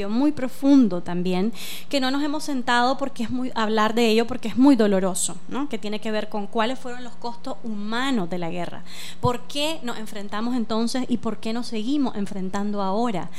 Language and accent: Spanish; Nicaragua; todos y todas como, como nicaragüenses vivimos la guerra en esa época